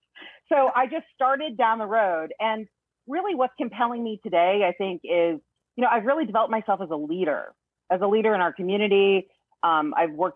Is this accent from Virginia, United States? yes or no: yes; Northern Virginia, United States; moved away as an adult; also born or lived in Korea; now in Florida, United States; I'm from Northern Virginia. I was born in Korea, but grew up in Northern Virginia